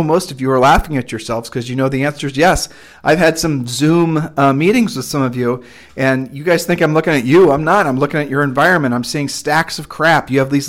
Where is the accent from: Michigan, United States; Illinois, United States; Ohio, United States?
Ohio, United States; also born or lived in Nevada / Texas; And we're originally from Ohio, and she had allergies there.